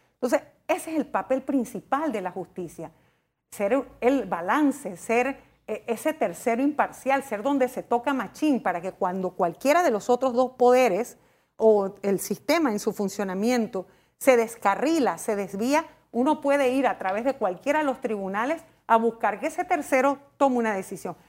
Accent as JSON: {"language": "Spanish", "country": "Panama"}